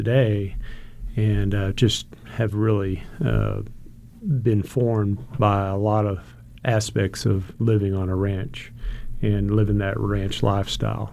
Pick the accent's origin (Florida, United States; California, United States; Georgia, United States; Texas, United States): Texas, United States; Gonzales County; I grew up in Gonzales County in a small rural ranch lifestyle